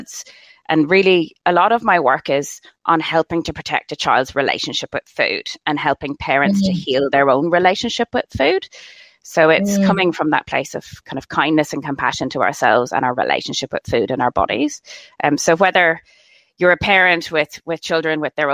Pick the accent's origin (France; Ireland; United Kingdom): Ireland; moved away; I'm from Ireland originally, if you didn't guess by my accent